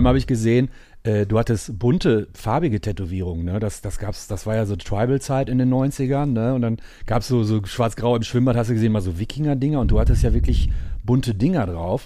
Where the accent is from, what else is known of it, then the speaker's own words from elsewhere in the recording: Gelsenkirchen, North Rhine-Westphalia, Germany; ich komme ja aus Gelsenkirchen